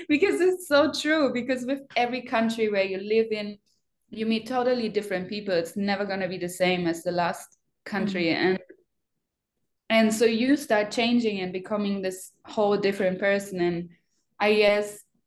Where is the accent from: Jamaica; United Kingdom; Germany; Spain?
Germany; English is a second language; moved away as an adult; now in Australia; I'm from Germany